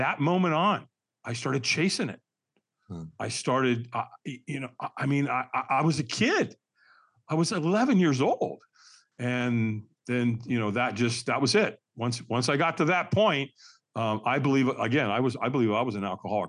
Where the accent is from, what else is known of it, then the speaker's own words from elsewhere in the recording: Los Angeles, California, United States; I was born in Hollywood, California, at Queen of Angels Hospital